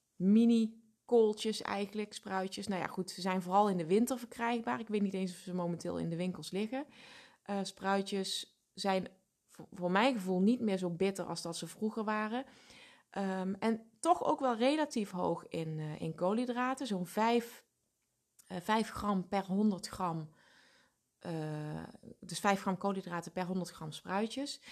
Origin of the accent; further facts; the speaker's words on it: Limburg, Netherlands; Ik kom natuurlijk uit Limburg